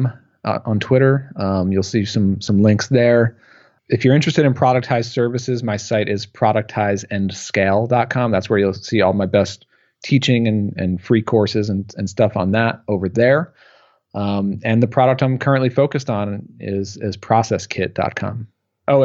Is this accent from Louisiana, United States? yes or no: no; Long Island, New York, United States; accent: Long Island; I get the New York accent, the Long Island accent there